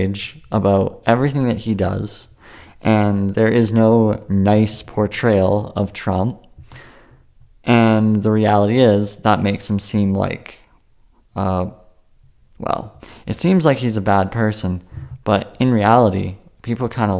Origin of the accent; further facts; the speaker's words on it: Canada; I'm Canadian